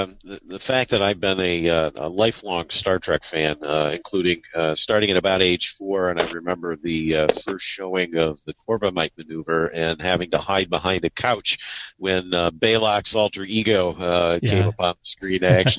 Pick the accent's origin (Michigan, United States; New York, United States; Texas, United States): Michigan, United States; Kalamazoo; Kalamazoo, Michigan, which is my hometown